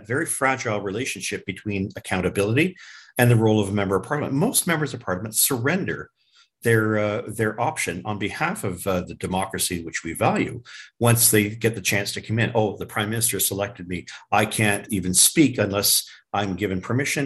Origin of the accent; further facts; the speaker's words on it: Canada; as a Canadian